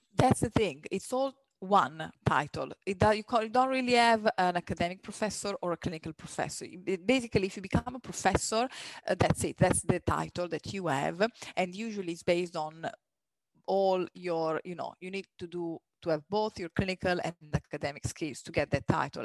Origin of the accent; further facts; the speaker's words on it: near Milan, Lombardy, Italy; moved away as an adult; My hometown is really next to Milan, so it's a two hours flight.